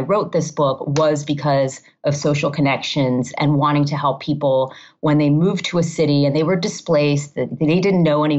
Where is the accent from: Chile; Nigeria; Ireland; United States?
United States; Miami, Florida; also born or lived in Massachusetts / Maryland / Ohio / California; now in Chicago, United States; I grew up in Miami